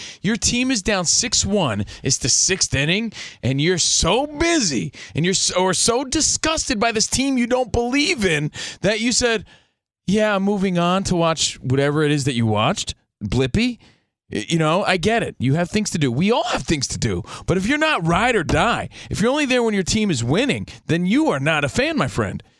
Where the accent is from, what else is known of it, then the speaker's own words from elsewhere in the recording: East Coast, United States; now in Los Angeles, United States; We're from the East Coast. We're out here in L.A. Grew up a Yankees fan.